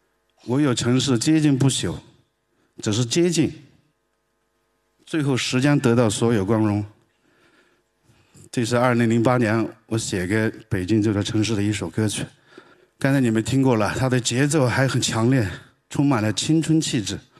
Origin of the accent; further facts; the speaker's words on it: Sichuan, China; 我是南方人，天不怕地不怕，最怕云南人、广东人、四川人说普通话。我就是四川人。而且我还是四川西南最南的地方，海拔两三千米以上的地方的一个一个野蛮人。